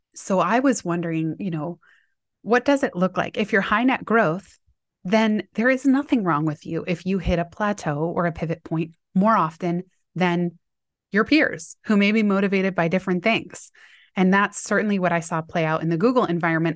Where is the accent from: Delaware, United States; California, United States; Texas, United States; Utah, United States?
California, United States; Palo Alto; my hometown where I had gone to middle school, high school in Palo Alto.